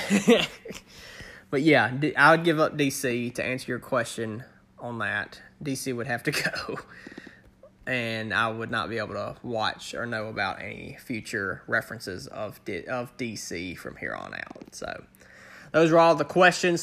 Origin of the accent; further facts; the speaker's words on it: Northern Louisiana, United States; born and raised in the South. I'm in, in, uh, Northern Louisiana is where I'm from.